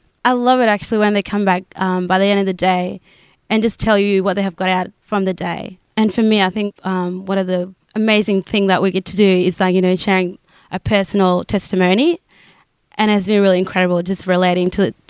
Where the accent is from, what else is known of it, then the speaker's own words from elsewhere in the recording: Townsville, Queensland, Australia; I'm from Townsville.